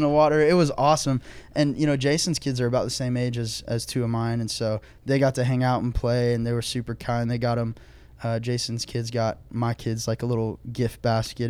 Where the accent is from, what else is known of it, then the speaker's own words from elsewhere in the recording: Oklahoma, United States; moved away; also born or lived in Texas; I'm from Oklahoma, and until I, until I married into my wife's family, like, the most culture I had was we just shoot things and deep fry them